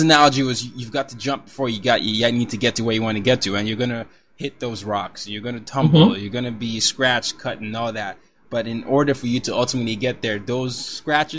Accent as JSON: {"language": "English", "country": "Nigeria", "said": "my background, I'm Nigerian"}